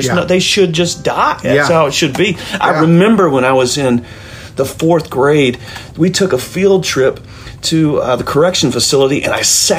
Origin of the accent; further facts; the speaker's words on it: the South, United States; I'm born and raised in the South